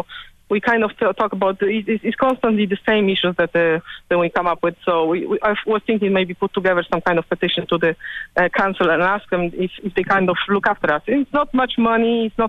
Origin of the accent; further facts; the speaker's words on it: Poland; English is a second language; moved away as an adult; now in Ireland; I'm Polish originally.